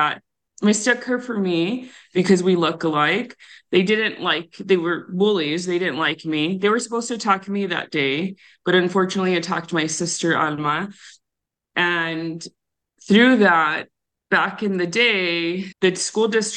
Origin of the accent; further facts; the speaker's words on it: Tucson, Arizona, United States; I grew up on the south side of Tucson